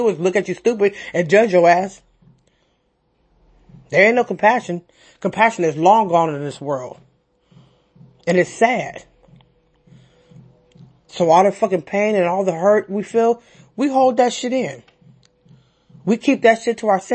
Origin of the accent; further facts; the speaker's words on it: San Francisco, California, United States; I'm from San Francisco, born and raised.